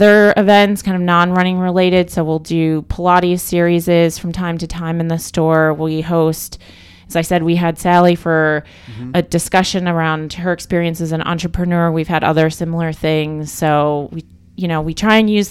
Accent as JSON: {"language": "English", "region": "Michigan", "country": "United States", "also_born_or_lived": "Thailand", "moved": "yes", "said": "I'm from Michigan"}